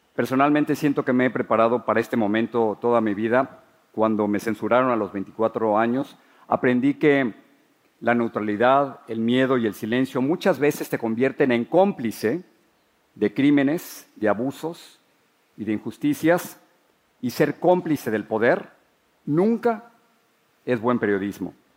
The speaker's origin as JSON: {"language": "Spanish", "region": "Mexico City", "country": "Mexico", "tie": "born or raised there", "moved": "as an adult", "lives_now": "United States", "said": "Crecí en la Ciudad de México"}